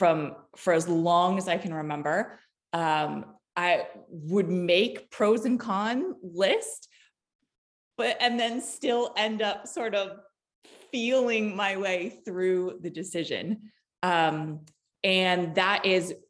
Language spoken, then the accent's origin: English; East Coast, United States; also born or lived in Los Angeles, California; now in Des Moines, United States; I'm originally from the East Coast and spent many years out in LA.